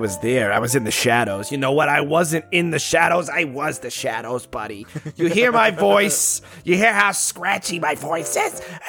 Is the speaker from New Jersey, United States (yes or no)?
yes; New Jersey, United States; See, I'm from Jersey. You don't know.